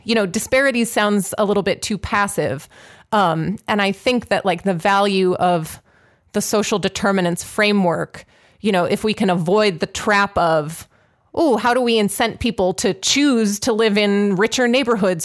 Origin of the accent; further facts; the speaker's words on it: Pittsburgh, Pennsylvania, United States; Pittsburgh, which, uh, regular listeners will know is my hometown.